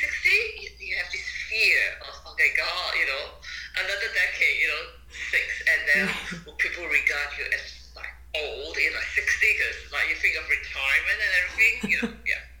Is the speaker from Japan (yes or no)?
yes; Tokyo, Japan; born there; also born or lived in Macau; So I was born in Japan. My parents are from China.